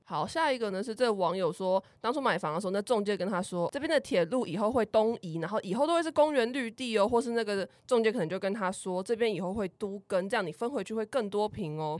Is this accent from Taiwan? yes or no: yes; Kaohsiung, Taiwan; 我就是高雄的家